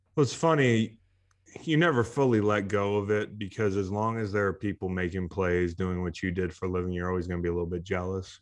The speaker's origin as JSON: {"language": "English", "region": "Virginia", "country": "United States", "tie": "born or raised there", "said": "play college football in my hometown"}